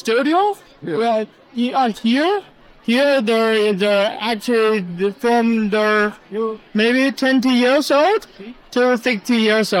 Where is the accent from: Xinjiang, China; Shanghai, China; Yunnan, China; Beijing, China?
Yunnan, China; now in Toronto, Canada; Yeah, I come from the Yunnan province.